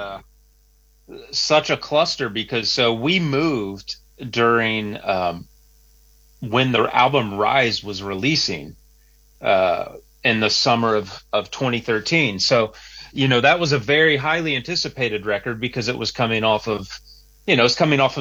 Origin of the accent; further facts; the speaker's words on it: southern Ohio, United States; moved away as an adult; now in Nashville, United States; Originally from Ohio, southern Ohio.